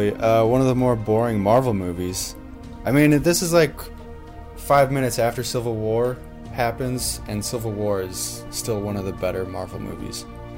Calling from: Elkhart, Indiana, United States; I'm recording from Elkhart.

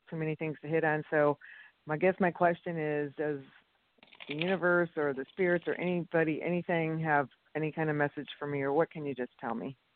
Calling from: St. Petersburg, Florida, United States; from St. Pete.

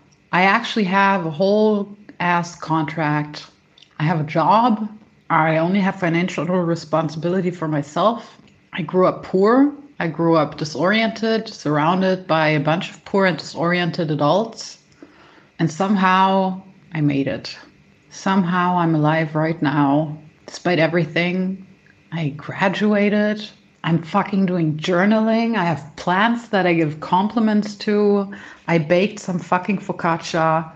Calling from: Berlin, Germany; accent: all over the place; Calling from Berlin. My accent might be all over the place because that is literally where I grew up, all over the place. And now, for the first time in my life, I'm living by myself in an apartment.

